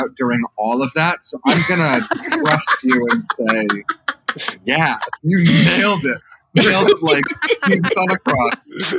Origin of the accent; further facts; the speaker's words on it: Michigan, United States; I'm also from Michigan.